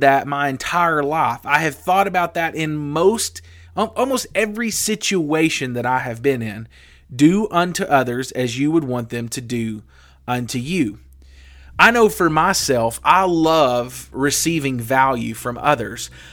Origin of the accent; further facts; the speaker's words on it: the Bible Belt, United States; I grew up in the Bible Belt.